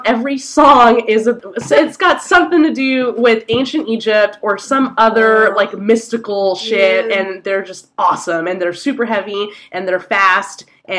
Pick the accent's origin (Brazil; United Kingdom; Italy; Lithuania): Lithuania; As I said, I'm from Lithuania, but I was just visiting some of my family in San Francisco.